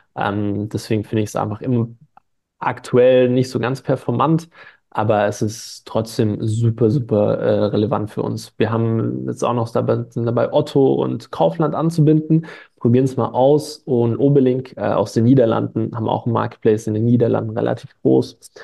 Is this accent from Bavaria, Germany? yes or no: no; Stuttgart, Baden-Württemberg, Germany; ich, ich komme aus Stuttgart